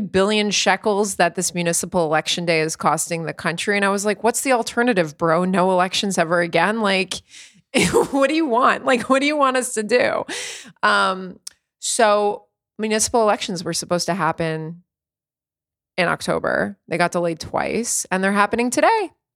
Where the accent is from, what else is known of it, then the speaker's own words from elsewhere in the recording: East Coast of the United States, United States; moved away as an adult; now in Tel Aviv, Israel; I grew up on the East Coast of the States, and then here we're on the West Coast.